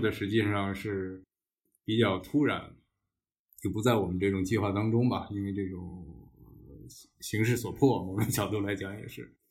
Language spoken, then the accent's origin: Chinese; Beijing, China; 世界上可能只有我一个人是可以说土生土长的这种嗯。北京人或者当地人、本地人